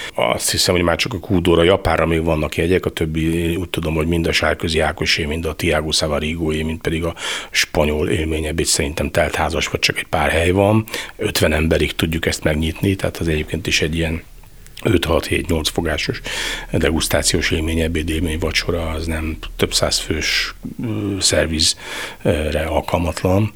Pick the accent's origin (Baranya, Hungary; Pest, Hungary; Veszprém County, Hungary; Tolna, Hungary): Veszprém County, Hungary; Veszprém; also born or lived in Balatonalmádi; ahol én fölnőttem, noha én Veszprémi vagyok, de mi Veszprémiek de Almádiban nőttem fel, tehát minden nyaramat Almádiba töltöttem